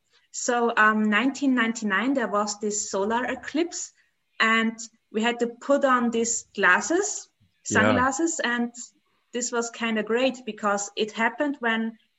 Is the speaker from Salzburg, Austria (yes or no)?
no; Graz, Styria, Austria; I'm from Austria. So that means there's Vienna, the capital, and there's the second big capital, which is, nobody knows it, Graz. And there I live.